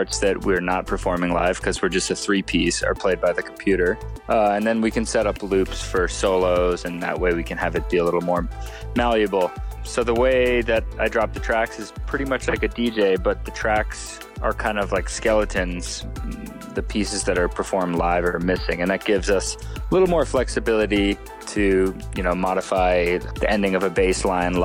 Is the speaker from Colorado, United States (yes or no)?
no; Hawaii, United States; I grew up in Hawaii